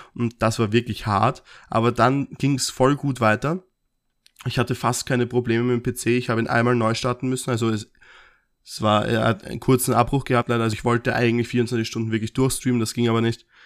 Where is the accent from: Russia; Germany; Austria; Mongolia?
Austria; wir als Österreicher